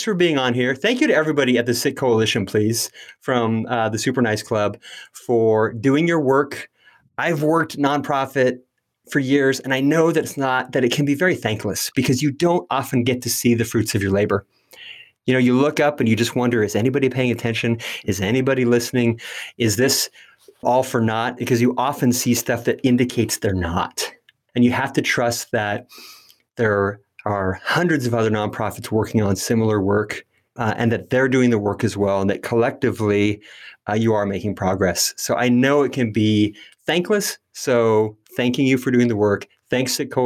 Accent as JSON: {"language": "English", "town": "Marysville", "region": "California", "country": "United States", "tie": "born or raised there", "also_born_or_lived": "Yuba City, California", "said": "I was born in Yuba City, California, a Northern California city, a Sacramento Valley town that was once named the worst city in the USA. I spent time growing up in the tiny town next door, Marysville."}